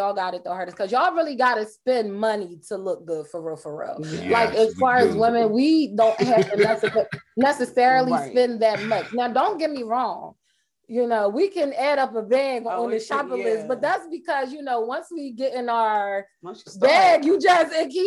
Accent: Philadelphia, Pennsylvania, United States; I've been in Philly all my life, born and raised.

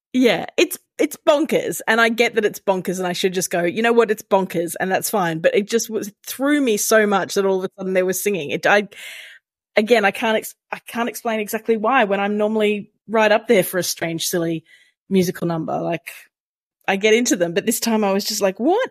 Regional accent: Brisbane, Queensland, Australia; here in Brisbane, my hometown

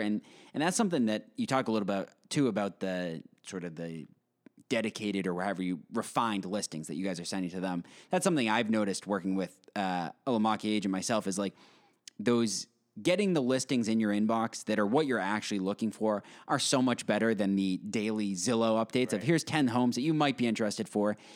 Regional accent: Westborough, Massachusetts, United States; I lived in Westboro for my basically my whole life

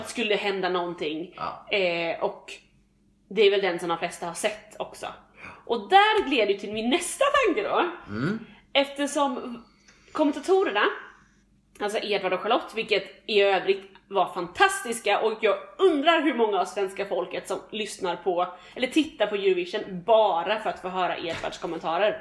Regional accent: Sweden; vi som svenskar

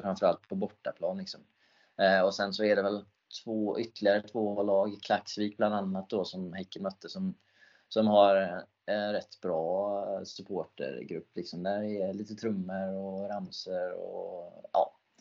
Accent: Sweden; jag är den enda svensk i färöiska ligans historia

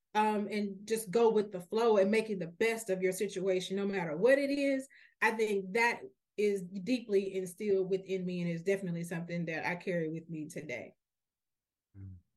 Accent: Memphis, Tennessee, United States; now in Nashville, United States; I'm actually a, a native Memphian. I, I'm, I was born and raised in Memphis my entire life

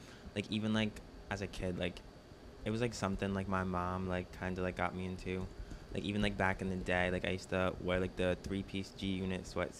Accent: New Jersey, United States; New Jersey.

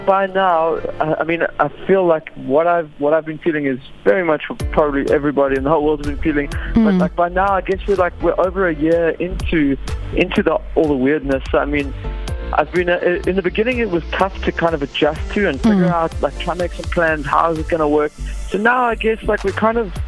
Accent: Fish Hoek, Western Cape, South Africa; I grew up in Fishhook, small little town there, just kind of basically Cape Town.

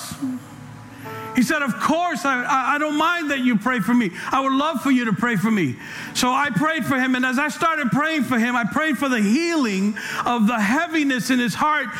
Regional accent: New York City, New York, United States; now in California, United States; I'm from New York, I'm from the Bronx.

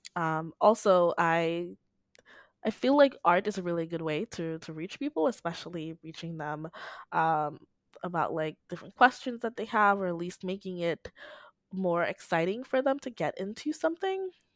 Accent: Dominica; I'm from the Commonwealth of Dominica, not Dominican Republic, um, in the Caribbean.

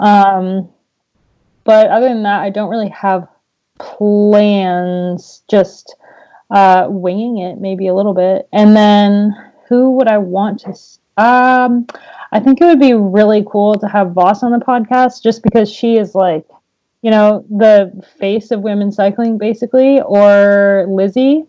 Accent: United States; as an American racing the classics

